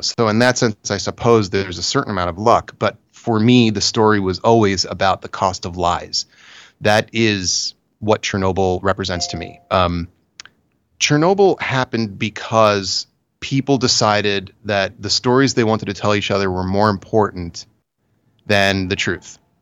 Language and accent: English; United States; I'm very American